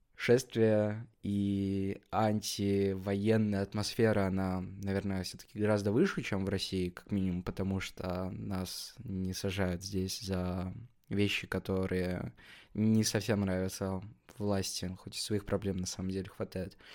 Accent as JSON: {"language": "Russian", "country": "Kazakhstan", "said": "Я сам из Казахстана"}